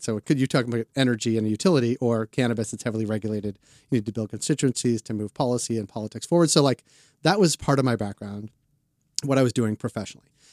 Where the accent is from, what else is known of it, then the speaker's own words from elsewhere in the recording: Boston, Massachusetts, United States; moved away as an adult; also born or lived in Atlanta; now in Canada; I'm from Boston, Jewish kids from Boston